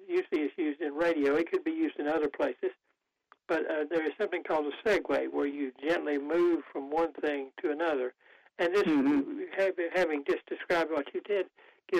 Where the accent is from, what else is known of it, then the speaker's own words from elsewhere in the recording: Goldsboro, North Carolina, United States; I'm from Goldsboro